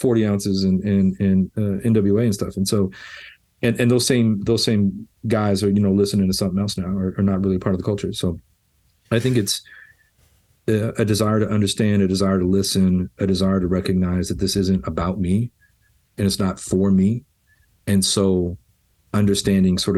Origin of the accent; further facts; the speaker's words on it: Los Angeles, California, United States; being a white kid growing up in Los Angeles in the 80s